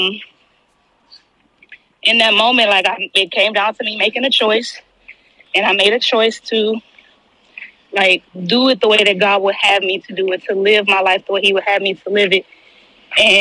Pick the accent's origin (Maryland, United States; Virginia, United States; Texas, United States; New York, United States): Texas, United States; Houston; I live in Houston, born and raised in Houston